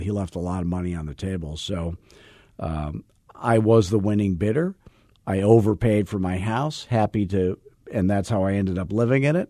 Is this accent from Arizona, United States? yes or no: yes; Arizona, United States; born or raised there